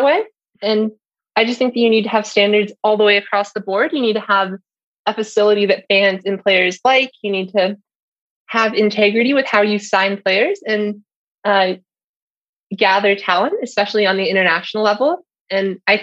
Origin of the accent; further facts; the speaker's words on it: Orange County, California, United States; I grew up in Orange County.